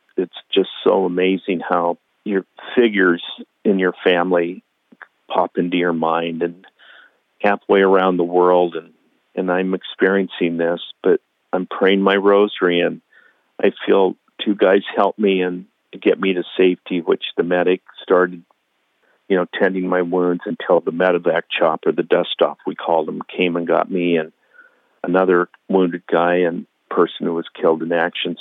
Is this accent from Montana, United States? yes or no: yes; Billings, Montana, United States; Billings, Montana, where I was born.